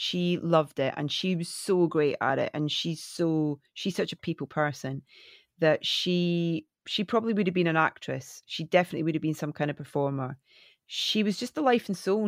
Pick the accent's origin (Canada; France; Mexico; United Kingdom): United Kingdom; Scotland; moved away as an adult; now in London, United Kingdom; coming from a tiny little fishing village in Scotland